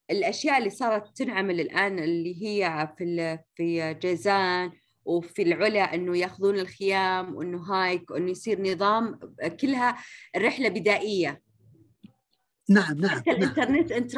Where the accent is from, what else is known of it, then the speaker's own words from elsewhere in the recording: Saudi Arabia; المهم جدا برضو هي هويتنا كسعوديين